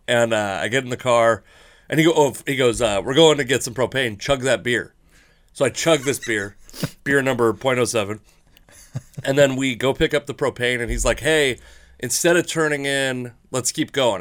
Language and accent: English; Fife, Washington, United States; I grew up in Fife, Washington